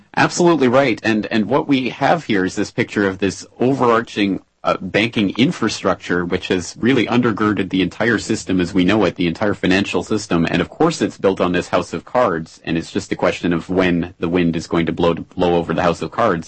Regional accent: Canada; now in Japan; I'm a uh, Canadian living in Japan

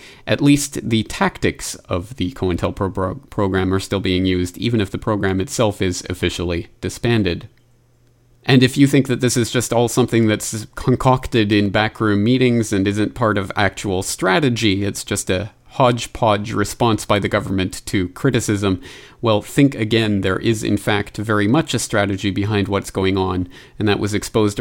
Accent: Canada; my home country of Canada

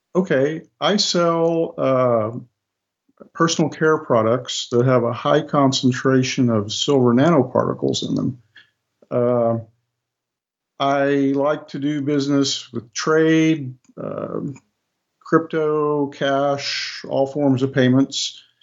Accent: United States; in the United States, we have a holiday called Thanksgiving

